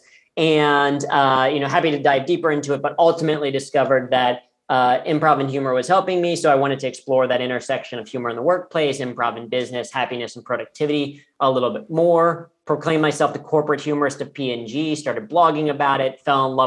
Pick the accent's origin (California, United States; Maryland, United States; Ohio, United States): Ohio, United States; Cincinnati; I grew up in Cincinnati, Ohio, which is P&G's global headquarters